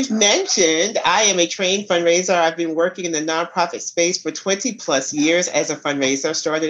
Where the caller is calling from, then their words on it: Atlanta, Georgia, United States; I am in Atlanta, Georgia.